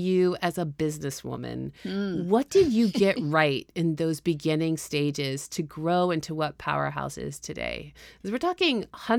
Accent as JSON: {"language": "English", "country": "United States", "said": "as an American patriot, that's me. I actually identify that way."}